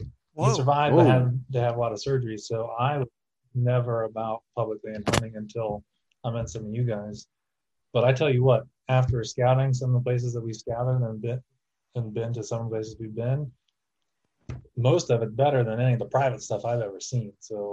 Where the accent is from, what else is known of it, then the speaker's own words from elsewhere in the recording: East Fork, Ohio, United States; I grew up around East Fork.